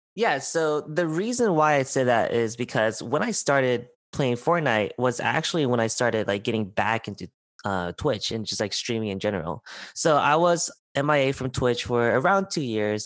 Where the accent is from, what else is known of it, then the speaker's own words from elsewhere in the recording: San Diego, California, United States; I was born and raised in San Diego, California.